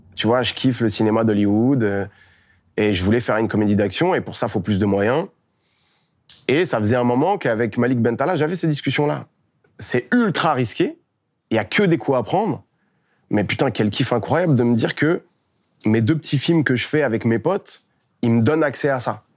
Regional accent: Melun, Île-de-France, France; Donc je deviens dresseur de chiens. chez moi, à Melun

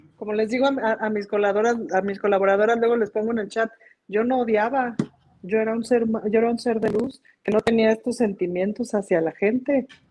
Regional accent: Mexico; como mexicanos

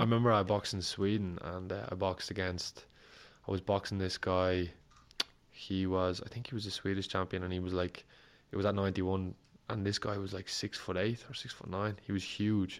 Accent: Ireland; As an Irish fighter

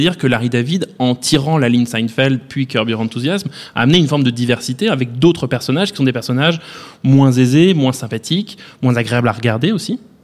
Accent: France; chez nous en France

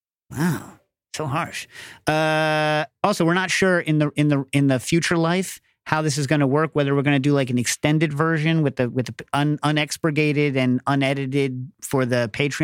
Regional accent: New York, United States; because bag thievery, when I was growing up in New York, you didn't put your bag down.

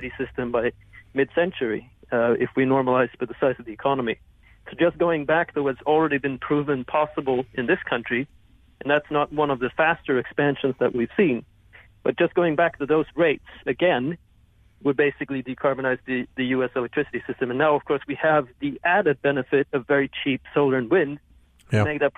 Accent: Sweden; Certainly, I grew up in Sweden, never hearing about that we had done anything spectacular at all about this.

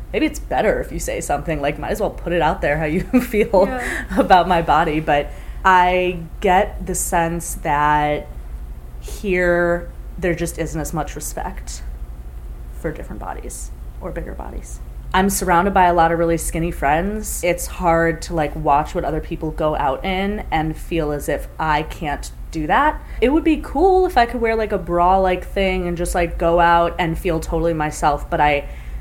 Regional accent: Chicago, Illinois, United States; I'm from Chicago

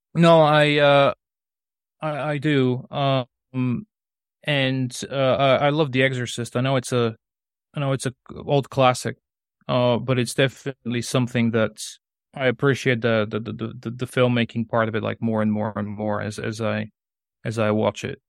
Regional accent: Sofia, Sofia City, Bulgaria; English is a second language; moved away as an adult; also born or lived in Colorado, United States; now in England, United Kingdom; I'm from Bulgaria, so that, uh, that city I was talking about is, is, uh, Sofia

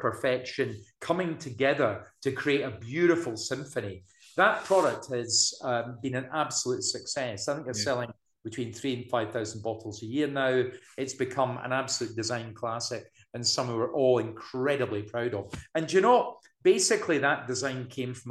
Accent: Scotland, United Kingdom; also born or lived in Blairgowrie; I'm Scottish. I live in Blairgowrie.

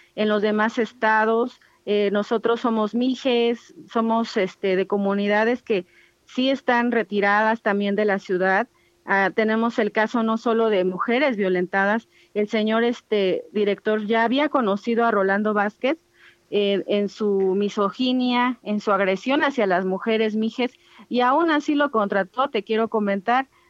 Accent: Ayuuk region, Oaxaca, Mexico; mujeres ayuk, que es la región ética de donde soy

